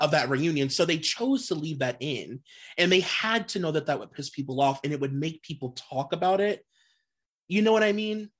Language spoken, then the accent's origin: English; Cleveland, Ohio, United States; I'm from Cleveland